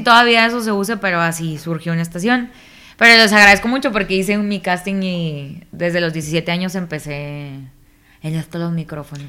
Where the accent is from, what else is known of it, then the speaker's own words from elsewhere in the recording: Nuevo Laredo, Tamaulipas, Mexico; yo soy de Nuevo Laredo, Tamaulipas